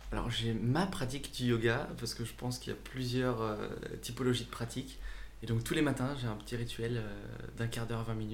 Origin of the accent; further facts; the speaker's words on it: Saint-Étienne, Auvergne-Rhône-Alpes, France; now in Aix-en-Provence, France; moi, je venais euh, de Saint-Étienne. Je suis arrivé à Aix-en-Provence pour terminer mes études